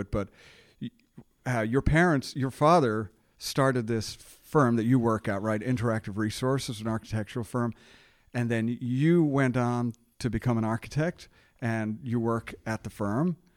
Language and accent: English; Dublin, Leinster, Ireland; now in Richmond, United States; I'm a Dublin, Ireland native